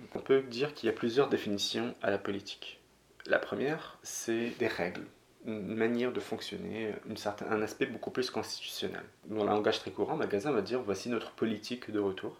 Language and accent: French; Morocco; moved away; J'ai grandi au Maroc